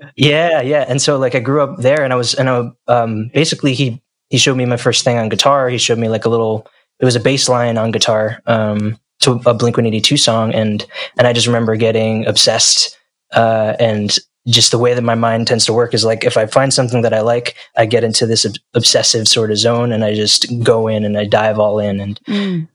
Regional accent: New Jersey, United States; moved away; I grew up in New Jersey in the United States

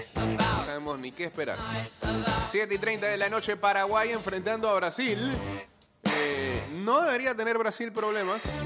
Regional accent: Panama

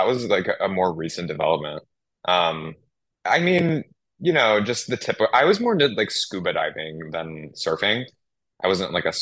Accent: Maui, Hawaii, United States; moved away; also born or lived in California; growing up in Maui

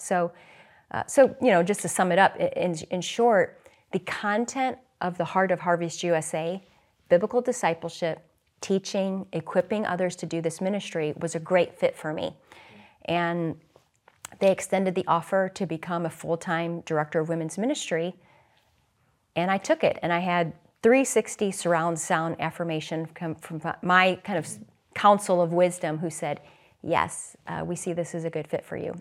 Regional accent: St. Louis, Missouri, United States; now in Philadelphia, United States; I'm from the Midwest. I grew up in Saint Louis

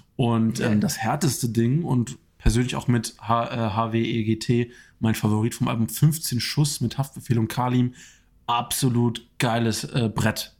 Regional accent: Germany; als Deutscher

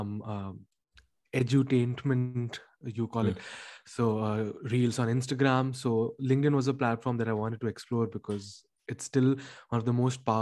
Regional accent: India; moved away as an adult; now in Paris, France; I'm from India

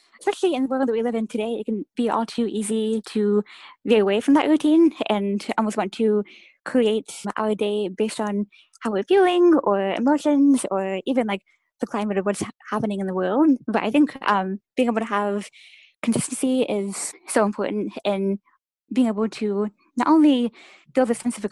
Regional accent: Indianapolis, Indiana, United States; I'm from Indianapolis, Indiana

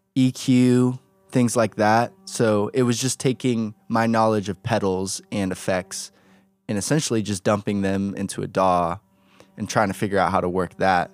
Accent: Atlanta, Georgia, United States; born in Atlanta, Georgia, half Korean, got a big family

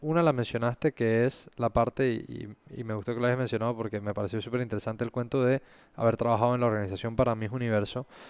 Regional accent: Panama; esa experiencia que vivimos como panameños

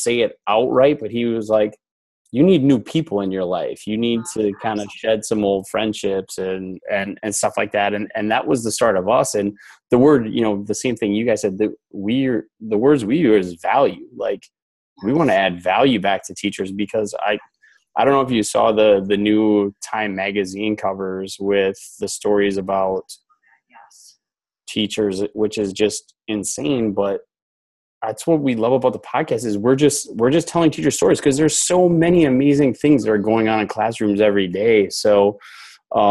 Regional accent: Wisconsin, United States; moved away as an adult; also born or lived in Houston, Texas; So I grew up in Wisconsin. I moved to Houston

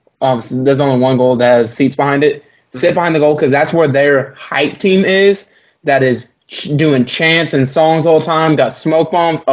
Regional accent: Clearwater, Florida, United States; moved away; I'm from Clearwater.

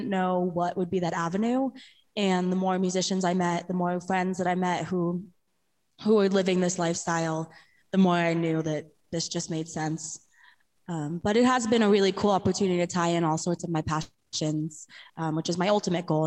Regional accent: New York, United States; I grew up in New York

